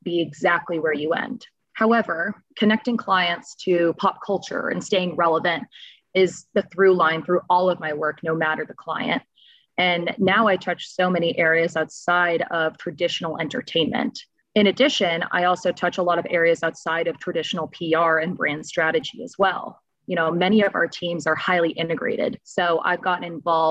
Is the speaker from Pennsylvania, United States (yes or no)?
no; Boston, Massachusetts, United States; also born or lived in Florida; now in Los Angeles, United States; I'm originally from Boston